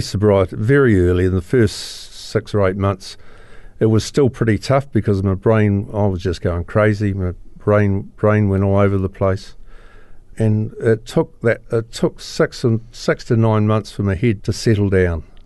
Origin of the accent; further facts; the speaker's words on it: Christchurch, Canterbury, New Zealand; I was born here in Christchurch